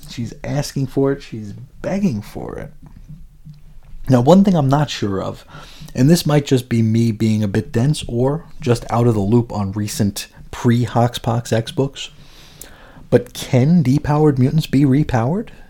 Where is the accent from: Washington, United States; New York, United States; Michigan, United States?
New York, United States; moved away as an adult; now in Arizona, United States; I grew up in New York, spent, you know, eighteen years out there